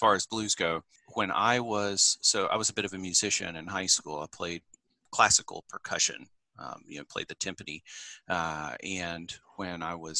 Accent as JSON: {"language": "English", "town": "Clinton", "region": "Tennessee", "country": "United States", "tie": "born or raised there", "also_born_or_lived": "Morristown, Tennessee", "lives_now": "Johnson City, United States", "said": "I was born in Morristown, Tennessee, and raised in Clinton, Tennessee, which a lot of people haven't heard of, but it was kind of famous for being the site of the first desegregated public high school in the South following Brown v. Board."}